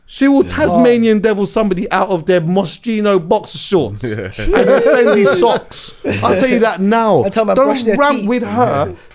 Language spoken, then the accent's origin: English; London, United Kingdom; as Londoners, we have this arrogance that like, you get me, we're from London